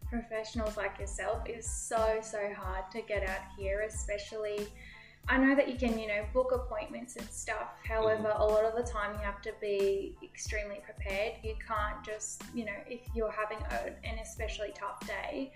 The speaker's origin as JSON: {"language": "English", "town": "Toowoomba", "region": "Queensland", "country": "Australia", "moved": "as an adult", "lives_now": "Kingaroy, Australia", "said": "No, so I'm actually from Toowoomba, so not too far"}